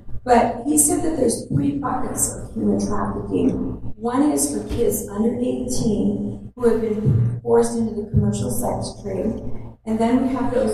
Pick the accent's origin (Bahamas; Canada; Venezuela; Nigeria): Canada; now in United States; I am a Canadian